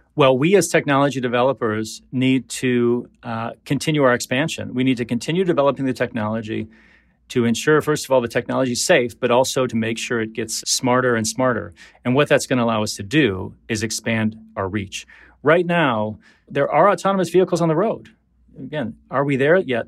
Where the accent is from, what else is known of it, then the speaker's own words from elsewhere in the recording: Detroit, Michigan, United States; When I was growing up in Detroit in the seventies